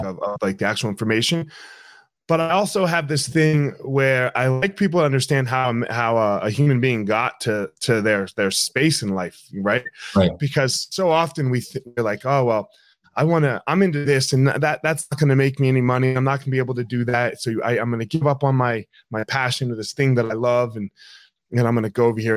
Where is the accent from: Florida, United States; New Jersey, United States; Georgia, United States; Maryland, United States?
New Jersey, United States; I grew up in South Jersey.